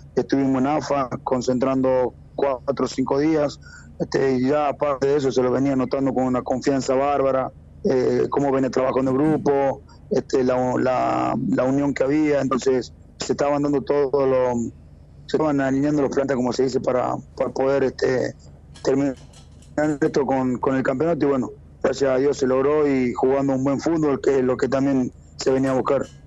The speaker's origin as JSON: {"language": "Spanish", "region": "Tucumán", "country": "Argentina", "said": "como tucumano"}